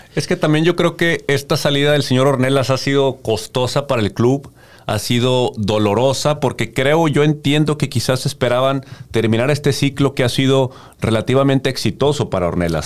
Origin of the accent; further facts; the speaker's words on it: Mexico; como mexicanos